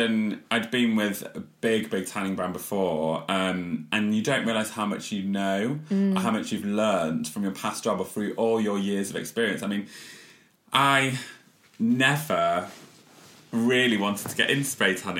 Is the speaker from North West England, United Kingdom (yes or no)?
no; Leeds, Yorkshire and the Humber, United Kingdom; also born or lived in North Nottinghamshire; from Leeds